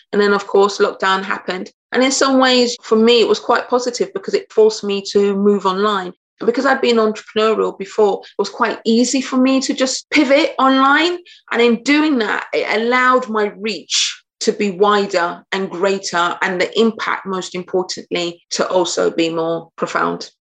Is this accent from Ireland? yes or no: no; United Kingdom; I'm British, so I'm very anglicized